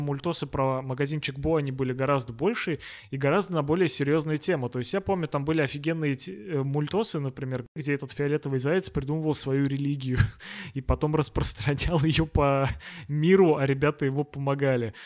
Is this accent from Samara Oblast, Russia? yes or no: yes; Togliatti, Samara Oblast, Russia; мы с вами из Тольятти